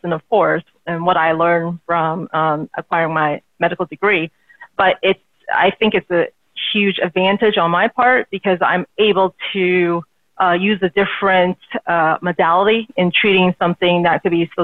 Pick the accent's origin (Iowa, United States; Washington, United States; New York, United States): Washington, United States; outside of Seattle, Pacific Northwest; moved away as an adult; now in Southern California, United States; I grew up in the Pacific Northwest, grew up outside of Seattle, went to school there, and then finally sort of moved down here to Southern California